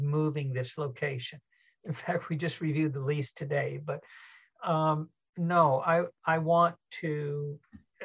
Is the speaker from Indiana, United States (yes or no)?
no; Southern California, United States; moved away; also born or lived in Denver, Colorado; I grew up in Southern California and had a home in Denver for years